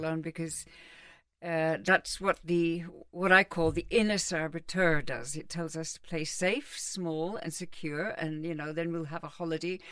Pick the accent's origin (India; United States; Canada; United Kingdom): United Kingdom; London; also born or lived in Cambridge; I was brought up in London and Cambridge